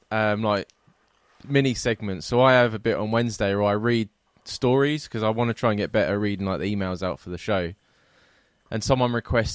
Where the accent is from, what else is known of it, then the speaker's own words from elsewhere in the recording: England, United Kingdom; moved away as an adult; now in Scotland, United Kingdom; I'm an English person that hates the English